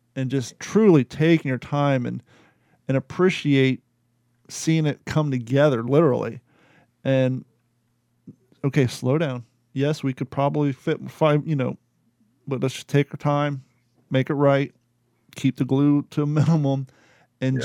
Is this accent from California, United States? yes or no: no; Kentucky, United States; me growing up in Kentucky